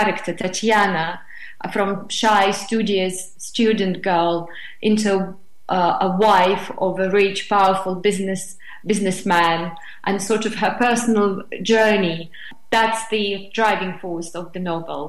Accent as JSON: {"language": "English", "region": "Moscow", "country": "Russia", "tie": "born or raised there", "second_language": "English", "moved": "as an adult", "lives_now": "England", "said": "I was born and raised in Moscow, and I've lived through those times in Moscow."}